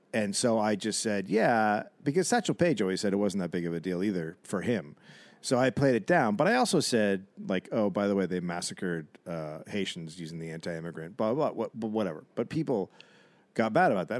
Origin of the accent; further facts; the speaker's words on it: United States; I'm American